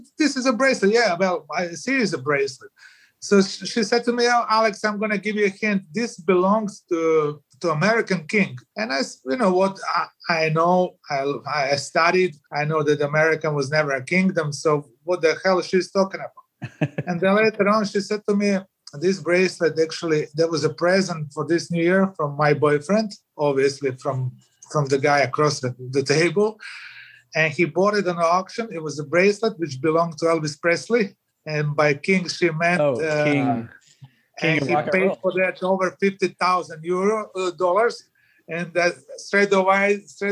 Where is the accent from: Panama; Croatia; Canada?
Croatia; I was from Croatia.